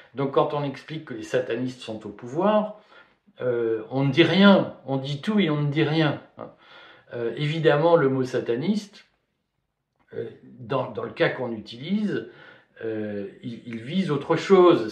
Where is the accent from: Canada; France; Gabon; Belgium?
Belgium; Liège, Wallonia; Quand j'étais petit, vous savez, j'ai grandi à Liège, en Belgique